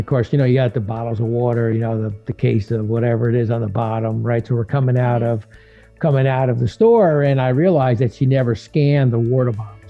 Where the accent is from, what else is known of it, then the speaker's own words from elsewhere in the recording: New Jersey, United States; as a kid growing up, I grew up in Jersey